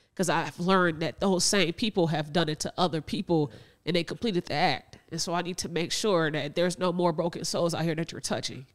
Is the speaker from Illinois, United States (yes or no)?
no; Northwest Indiana, United States; We are from Northwest Indiana in the Chicagoland area